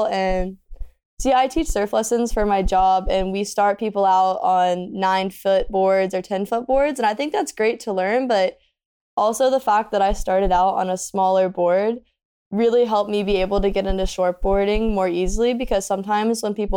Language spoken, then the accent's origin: English; Carolina Beach, North Carolina, United States; also born or lived in St. Augustine, Florida; I am from Carolina Beach, North Carolina. That's where I currently am